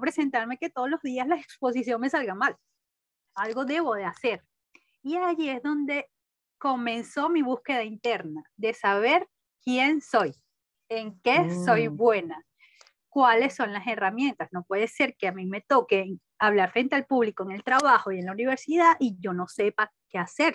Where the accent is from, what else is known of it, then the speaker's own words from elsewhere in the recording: Caracas, Capital District, Venezuela; nací en Caracas, crecí y actualmente vivo aquí, Caracas, Venezuela